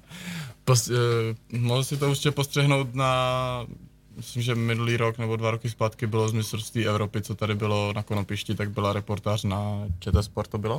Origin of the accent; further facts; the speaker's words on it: Nový Jičín, Moravian-Silesian Region, Czechia; oba dva jsme z Nového Jičína